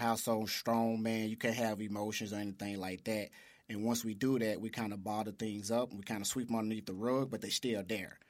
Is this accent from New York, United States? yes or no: no; Memphis, Tennessee, United States; also born or lived in St. Louis; I was born and raised in South Memphis